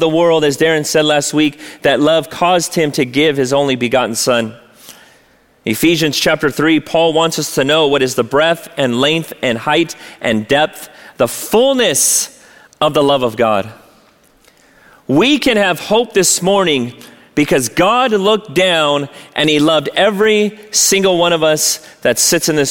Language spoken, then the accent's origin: English; La Mirada, California, United States; I grew up here in La Mirada.